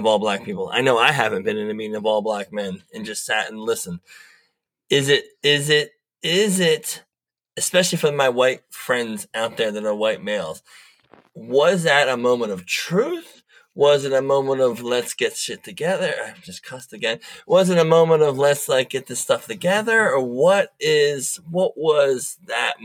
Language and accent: English; Delaware, United States; I'm come from the Mid-Atlantic, Delaware.